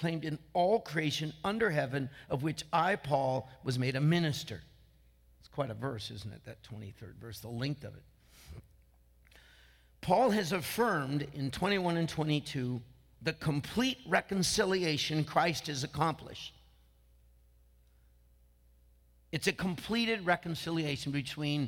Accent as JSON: {"language": "English", "area": "Franklin Canyon, near Martinez", "region": "California", "country": "United States", "tie": "born or raised there", "also_born_or_lived": "Vallejo, California", "said": "it's my hometown. I grew up right through that underpass on the way to Martinez, right there by the Franklin Canyon Golf Course"}